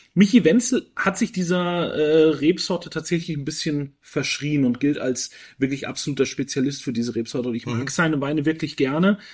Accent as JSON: {"language": "German", "area": "Franconia", "region": "Bavaria", "country": "Germany", "tie": "born or raised there", "moved": "yes", "said": "in meine Heimat nach Franken"}